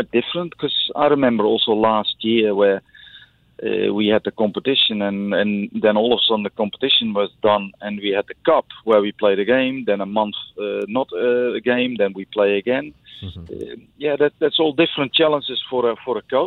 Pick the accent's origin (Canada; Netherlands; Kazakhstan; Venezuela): Netherlands; now in Singapore; I come from Holland